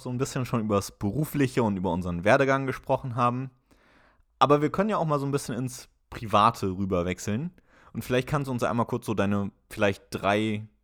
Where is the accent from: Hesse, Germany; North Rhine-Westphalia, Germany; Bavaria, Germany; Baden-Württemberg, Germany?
Hesse, Germany; Wiesbaden; moved away as an adult; also born or lived in Mainz; now in Bremen, Germany; Ich komme ursprünglich überhaupt nicht aus dem Dorf, sondern aus der Großstadt. Ich komme ursprünglich aus Wiesbaden, habe in Mainz mein Abitur gemacht und bin dann aber auch fürs Studium bzw. für ein duales Studium nach Bremen gezogen.